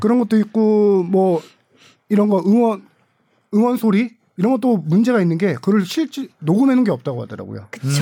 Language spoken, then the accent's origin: Korean; Suwon, Gyeonggi Province, South Korea; 제 고향이 수원이라서